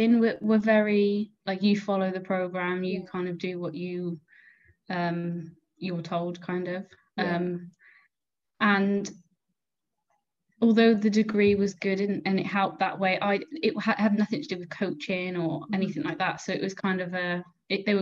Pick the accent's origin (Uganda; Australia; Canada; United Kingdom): United Kingdom; Gloucester, South West England; now in Cardiff, United Kingdom; I went to school in Gloucester